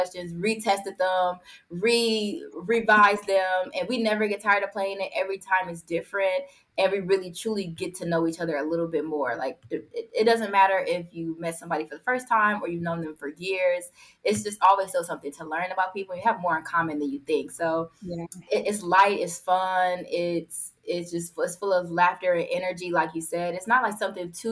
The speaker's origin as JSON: {"language": "English", "town": "Milwaukee", "region": "Wisconsin", "country": "United States", "tie": "born or raised there", "said": "Born and raised in Milwaukee, Wisconsin"}